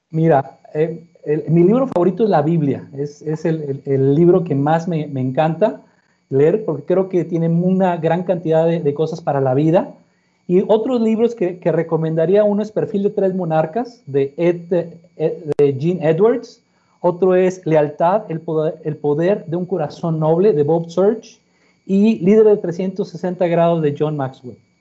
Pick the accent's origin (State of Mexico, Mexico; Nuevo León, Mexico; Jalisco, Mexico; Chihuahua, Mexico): Nuevo León, Mexico; Monterrey; Nací en Monterrey. en la ciudad de Monterrey, Nuevo León.